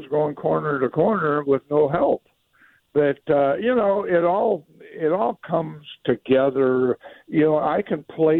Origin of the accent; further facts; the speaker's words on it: Iowa, United States; Not Iowa. I'm from Iowa. It was in Iowa.